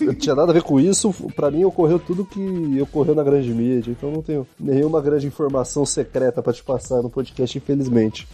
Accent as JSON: {"language": "Portuguese", "town": "Ribeirão Pires", "region": "São Paulo", "country": "Brazil", "tie": "born or raised there", "also_born_or_lived": "Santo André", "lives_now": "São Bernardo do Campo, Brazil", "said": "mudou para Ribeirão Pires, onde eu cresci e fui criado"}